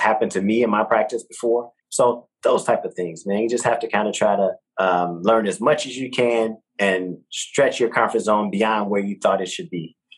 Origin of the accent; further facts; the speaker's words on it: Detroit, Michigan, United States; now in Texas, United States; growing up in Detroit, we, we're not really getting that on the radio, you know, in my hood